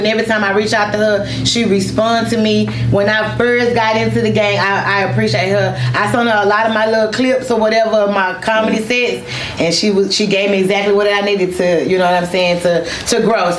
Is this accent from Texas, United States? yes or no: yes; Dallas, Texas, United States; Hey, I'm from Dallas too.